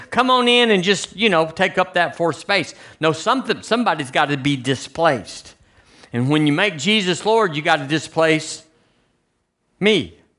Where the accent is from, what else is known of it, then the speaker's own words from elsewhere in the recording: United States; moved away as an adult; now in Tuscaloosa, United States; I'm an American